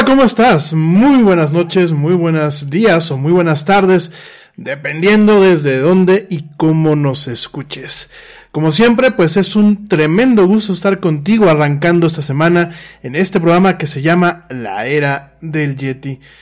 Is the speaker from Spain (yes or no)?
no; Mexico; como mexicano